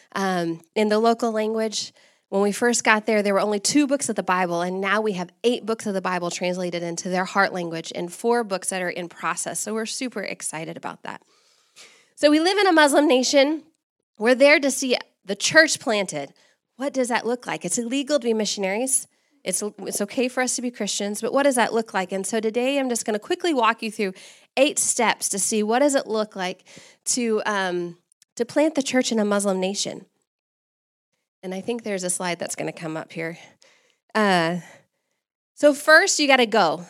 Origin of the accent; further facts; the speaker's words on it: Texas, United States; moved away as an adult; also born or lived in Sudan / Kenya; now in Comoros; I'm actually from Texas